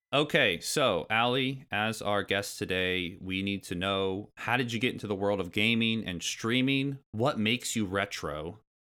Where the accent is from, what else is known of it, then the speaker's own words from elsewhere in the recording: Indiana, United States; I grew up in Indiana, far, far away from New York City